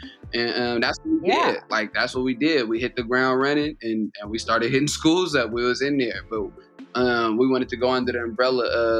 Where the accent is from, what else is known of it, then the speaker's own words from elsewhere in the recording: Oakland, California, United States; I'm from Oakland, so that's like a hometown hero right there.